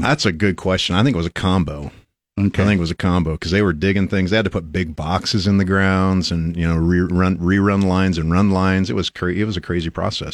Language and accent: English; Nebraska, United States; We're from Nebraska.